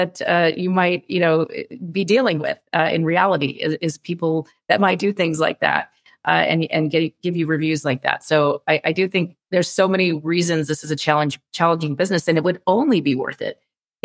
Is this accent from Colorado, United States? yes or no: no; California, United States; I'm a Californian.